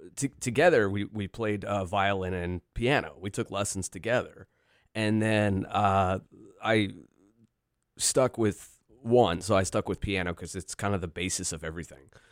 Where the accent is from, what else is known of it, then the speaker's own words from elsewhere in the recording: Virginia, United States; also born or lived in Philadelphia, Pennsylvania; now in Chambersburg, United States; born outside Philadelphia, raised in Virginia